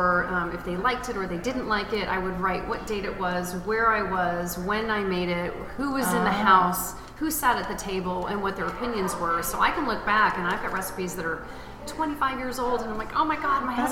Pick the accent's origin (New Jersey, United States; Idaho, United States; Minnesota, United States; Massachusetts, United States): Idaho, United States; Sun Valley; also born or lived in New Orleans, Louisiana; now in Indianapolis, United States; I live in Indianapolis, Indiana. I was born in New Orleans. I grew up in Sun Valley, Idaho.